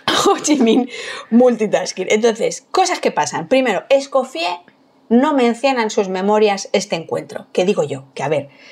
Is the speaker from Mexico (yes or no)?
no; Madrid, Community of Madrid, Spain; yo soy de Madrid de, suburbio, de, de, barrio obrero.